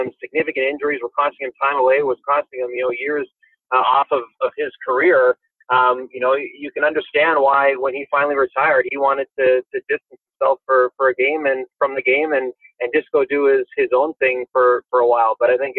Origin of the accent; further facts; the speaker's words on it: Campbell River, British Columbia, Canada; also born or lived in Montreal; now in Ottawa, Canada; I grew up on Vancouver Island, which is like the west coast of Canada, in a small town. Campbell River is about 35,000 and change